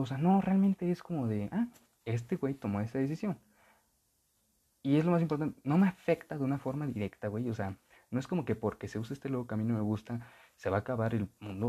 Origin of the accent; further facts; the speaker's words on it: Texcoco, State of Mexico, Mexico; originaria de aquí en mi pueblo, de Texcoco